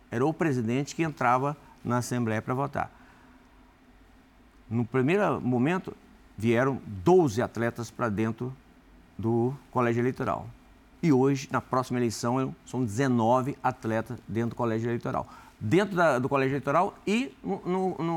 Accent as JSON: {"language": "Portuguese", "region": "Rio Grande do Norte", "country": "Brazil", "tie": "born or raised there", "also_born_or_lived": "Espírito Santo", "said": "Bom, sou do Rio Grande do Norte, nascido lá. Nunca perdi o, o, a, a, a, ligação com, com o Nordeste, né?"}